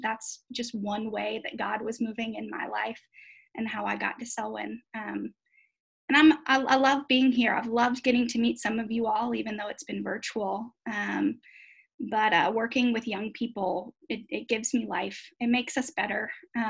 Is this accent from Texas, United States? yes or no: no; Chapel Hill, North Carolina, United States; moved away as an adult; also born or lived in Switzerland; I was originally born and raised in Chapel Hill, North Carolina